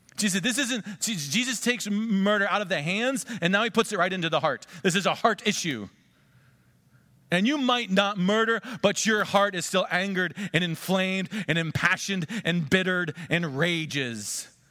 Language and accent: English; United States; we Americans